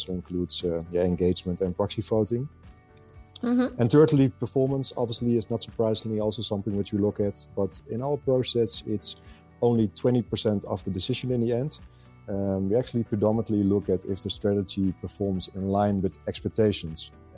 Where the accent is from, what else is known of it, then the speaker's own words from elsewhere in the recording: Netherlands; I'm born and raised in the Netherlands